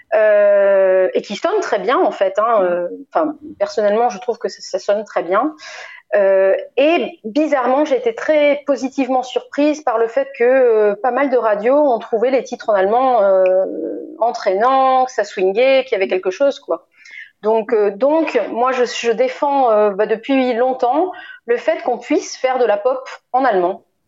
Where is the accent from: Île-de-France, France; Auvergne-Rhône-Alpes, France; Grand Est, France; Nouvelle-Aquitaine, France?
Nouvelle-Aquitaine, France; Bordeaux; born or raised there; also born or lived in Lisieux, Normandy